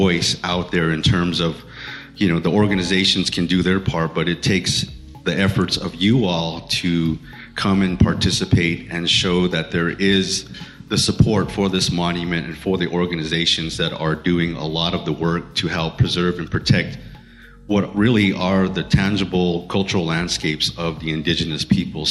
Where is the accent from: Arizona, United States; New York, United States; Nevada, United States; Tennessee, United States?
Arizona, United States; Hopi; my background is, of course, I'm from Hopi